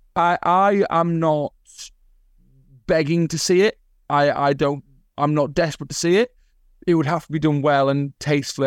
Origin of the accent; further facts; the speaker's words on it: the north of England, United Kingdom; moved away as an adult; now in Australia; I am Northern English